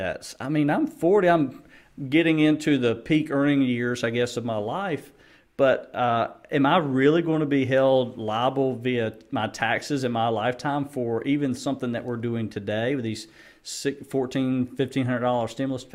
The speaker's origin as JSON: {"language": "English", "country": "United States", "said": "as a Christian and as American at, at my core"}